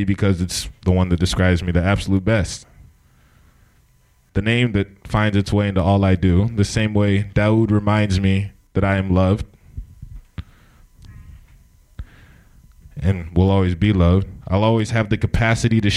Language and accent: English; Santa Cruz, California, United States; Santa Cruz